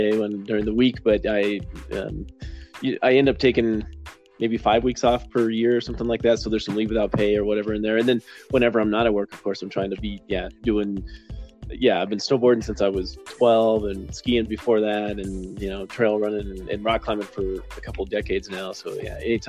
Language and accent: English; Los Alamos, New Mexico, United States; also born or lived in Albuquerque, New Mexico / Denver, Colorado; I grew up here in Los Alamos, so I wasn't born here. I was born in Southern New Mexico. But shortly after I was born, my family moved to Los Alamos.